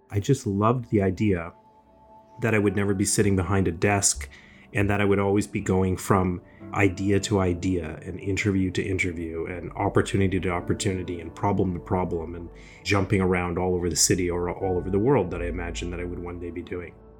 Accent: Toronto, Ontario, Canada; I grew up in Scarborough, uh, here in, uh, in Ontario

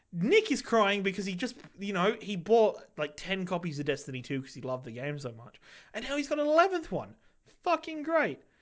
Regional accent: England, United Kingdom; now in Australia; I'm English

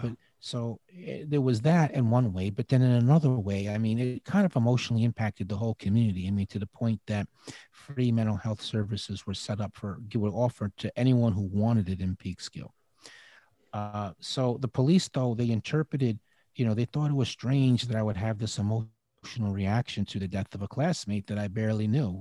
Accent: Peekskill, New York, United States; I was living in Peekskill. It's in, in Westchester County, New York

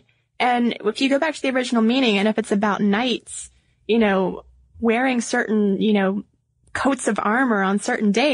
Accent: the South, United States; now in Atlanta, United States; we're from the South.

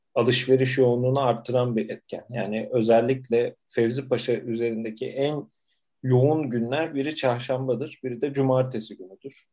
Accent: Istanbul, Turkey; Süleymaniye'de doğdum.

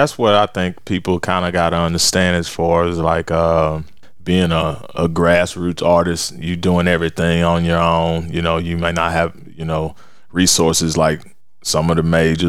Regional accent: Fort Worth, Texas, United States; growing up in Fort Worth

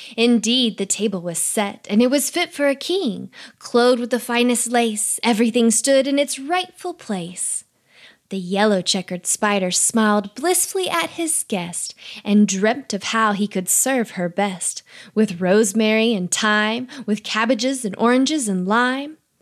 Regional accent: Texas, United States; I'm from Texas too

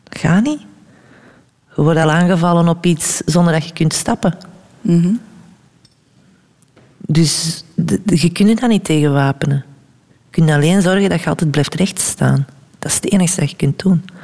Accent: Germany; ik kwam van Duitsland en ik, had, ik deed niet anders daar dan na school dansen, dansen, dansen, dansen.

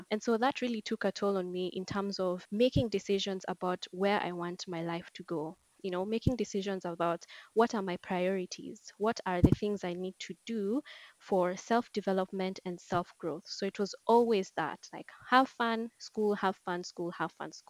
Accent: Nairobi, Kenya; I'm from Nairobi, Kenya.

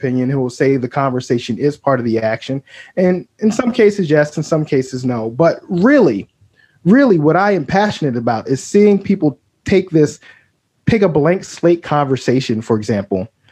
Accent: Baltimore, Maryland, United States; I grew up in Baltimore

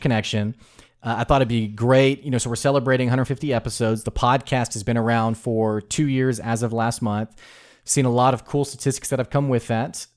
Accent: the South, United States; accent: Southern drawl; I'm from the South

